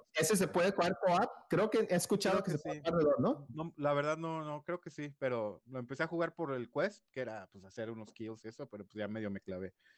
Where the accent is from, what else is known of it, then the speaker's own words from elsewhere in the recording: Guadalajara, Jalisco, Mexico; also born or lived in Mexico City; Nací en la Ciudad de México, pero desde los cinco vivo aquí en Guadalajara